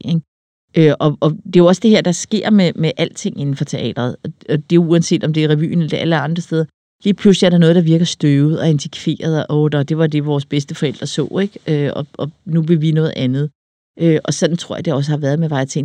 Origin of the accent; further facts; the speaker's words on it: Denmark; hvem vi er som danskere